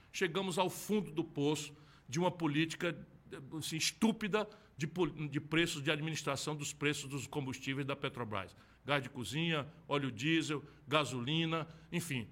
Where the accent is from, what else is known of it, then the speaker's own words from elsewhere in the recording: Brazil; como brasileiros